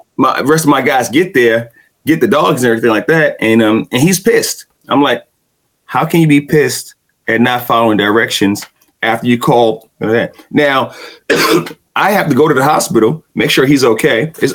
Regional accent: New York City, New York, United States; accent: Brooklyn; my accent from Brooklyn

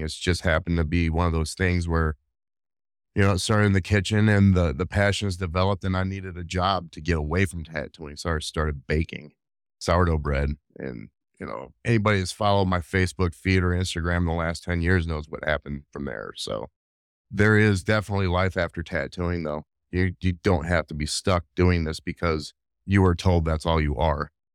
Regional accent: Rockford, Illinois, United States; I grew up in Northern Illinois, Rockville, Illinois, to be specific

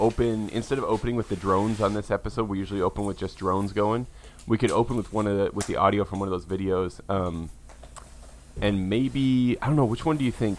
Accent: the western United States, United States; I'm not only from the United States, but from like the newest part of the United States, by which I mean like the most recently integrated into the country parts.

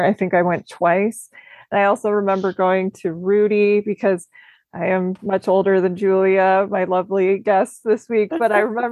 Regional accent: Minnesota, United States; also born or lived in Illinois; I'm from Minnesota, and I also lived in Illinois a little bit

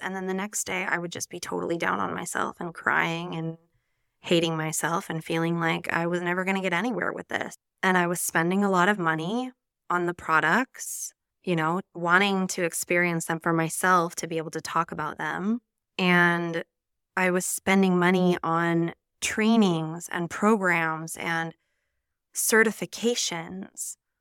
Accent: Nevada, United States; moved away as an adult; now in Spain; I'm an American from the beautiful state of Nevada, and I moved to Spain almost nine years ago now

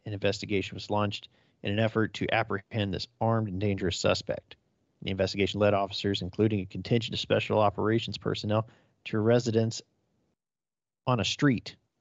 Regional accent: just outside of Fresno County, California, United States; I grew up just outside of Fresno County

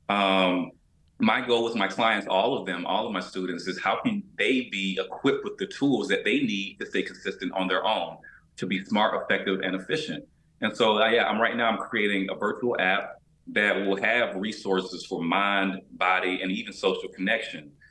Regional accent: Albany, Georgia, United States; I had no concept of health growing up in Albany, Georgia, you know.

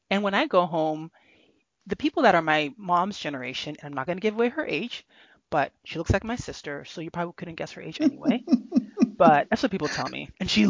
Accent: Nigeria; with people from my generation who are born and raised in Nigeria, the expectation of that nicety is not there.

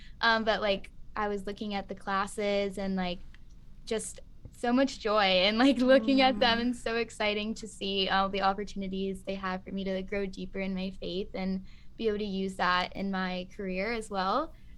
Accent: North Carolina, United States; I am originally from North Carolina, so I do have some experience

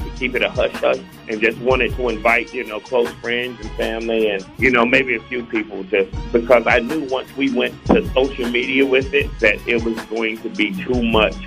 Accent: the Carolinas, United States; my main mission in life was to represent my people. North and South Carolina, the Carolinas

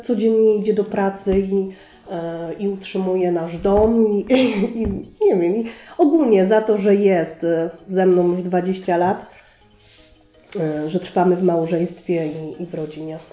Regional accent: Sosnowiec, Silesian Voivodeship, Poland; Ja jestem tu z Sosnowca i tu się urodziłam i tu się wychowałam

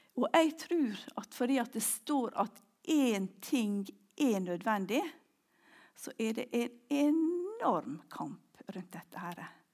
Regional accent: Ulsteinvik, Møre og Romsdal, Norway; also born or lived in Orre, Klepp; now in Klepp, Norway; hjemme i Ulsteinvik

